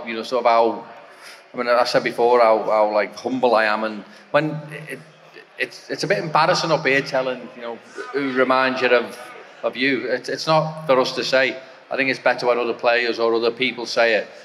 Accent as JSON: {"language": "English", "town": "Liverpool", "region": "North West England", "country": "United Kingdom", "said": "I'm from Liverpool, so there's definitely a bit of Irish in me"}